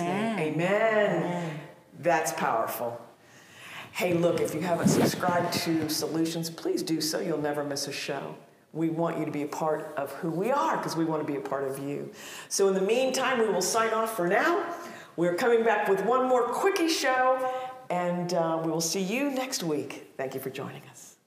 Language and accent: English; Ohio, United States; I came out of a cookie cutter mold out of the Midwest of Ohio.